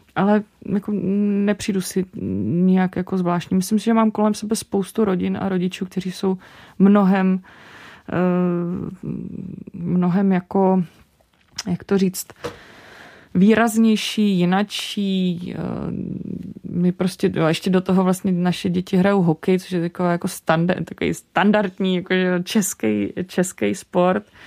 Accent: Czechia; Já se naopak cítím jako průměrná Češka

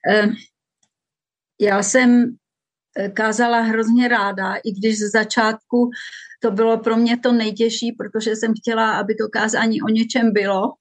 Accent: Moravian Wallachia, Czechia; díky tomu, že jsem vyrostla na faře a na Valašsku mezi písmáky

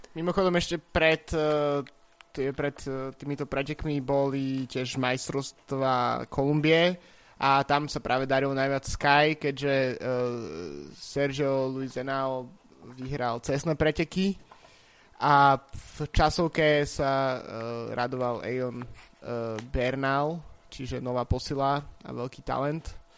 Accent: Bratislava, Bratislava Region, Slovakia; ja som tiež z Petržalky

